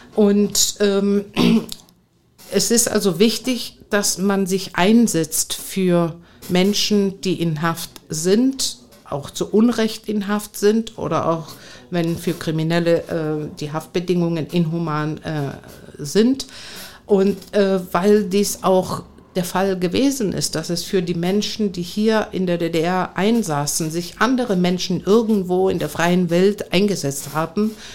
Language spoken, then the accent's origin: German; Athens, Attica, Greece; German is a second language; moved away as an adult; also born or lived in Bonn / Frankfurt am Main / Meissen; now in Cottbus, Germany; ich bin gebürtig aus Athen und bin äh, seit 41 Jahren in Deutschland äh, damals als 18-Jährige ins polareiskalte Wasser äh, gesprungen